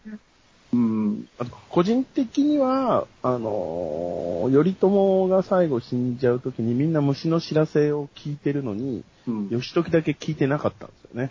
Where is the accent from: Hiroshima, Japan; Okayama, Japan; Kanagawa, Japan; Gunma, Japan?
Kanagawa, Japan; Kamakura; now in Tokyo, Japan; 僕今鎌倉出身なんですけど、今都内に在住なんですよ